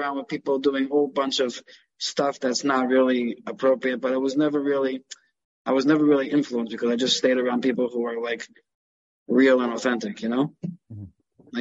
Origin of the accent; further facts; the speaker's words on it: New York City, New York, United States; I grew up in Canarsie, uh-huh. Brooklyn.